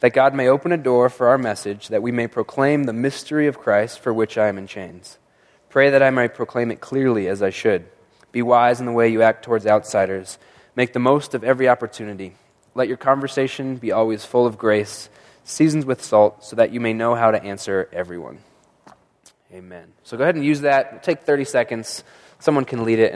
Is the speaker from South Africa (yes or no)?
no; Monument, Colorado, United States; now in Colorado Springs, United States; I grew up in Monument where there's just tons of snow